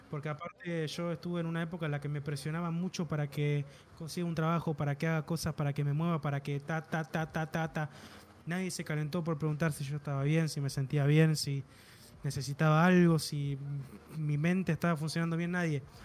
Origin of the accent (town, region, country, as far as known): Argentina